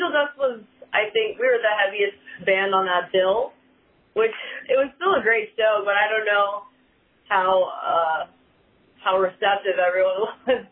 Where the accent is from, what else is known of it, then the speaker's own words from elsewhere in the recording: Dallas, Texas, United States; now in New Orleans, United States; I'm from Dallas originally